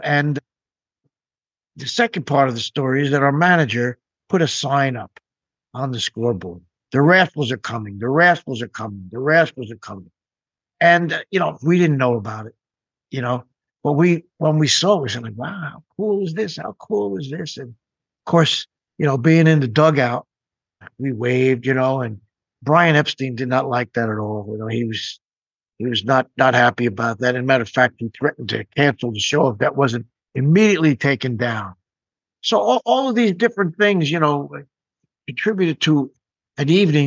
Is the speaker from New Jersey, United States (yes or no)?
no; New York, United States; I grew up near New York City